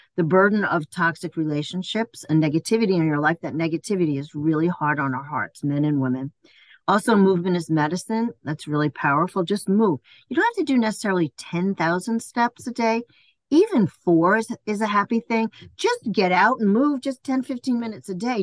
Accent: New York City, New York, United States; moved away; also born or lived in Ocala, Florida / Maryland; I was born and raised in Queens Village

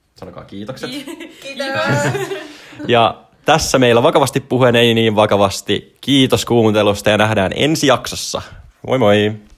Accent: Espoo, Uusimaa, Finland; mä oon Espoosta kotoisin

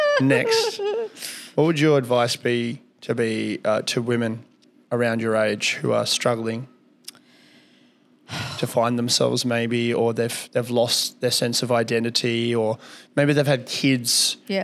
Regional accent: Kalgoorlie, Western Australia, Australia; I grew up in Kalgoorlie. I grew up in the country

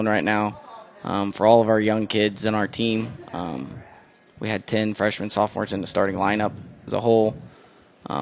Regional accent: Elwood, Indiana, United States; also born or lived in Perry Meridian, Indianapolis, Indiana; I grew up in Elwood, Indiana my entire life

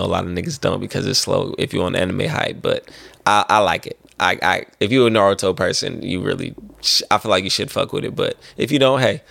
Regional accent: the Bay Area, California, United States; I'm from the Bay

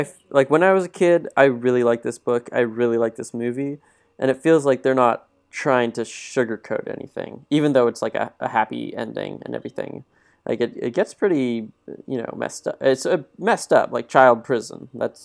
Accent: California, United States; Quentin and I come from California

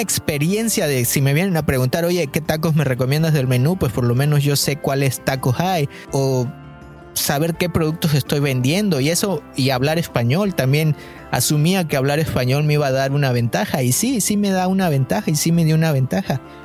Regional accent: Mexico; moved away; yo soy mexicano

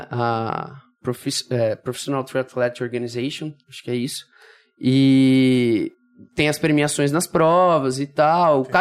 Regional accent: Brazil; also born or lived in São Paulo; Eu, eu sou do Brasil, né? E aí voltei pro Brasil.

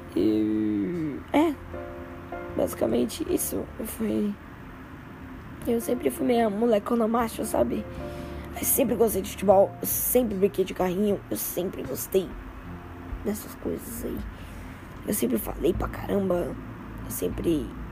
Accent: São Paulo, Brazil; Sou paulista, né? Sou, de, sou paulista

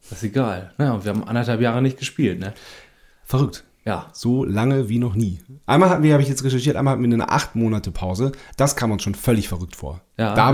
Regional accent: Lower Saxony, Germany; aufgewachsen sind wir im Wendland.

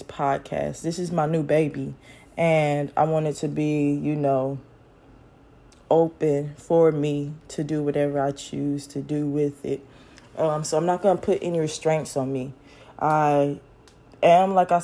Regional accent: Carrollton, Georgia, United States; I am from Carrollton, Georgia, small little town, city out in West Georgia. And like growing up there, I have a lot of great memories

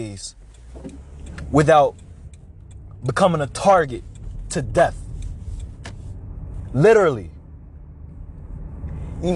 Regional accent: United States; I am a 21-year-old African-American male growing up in America.

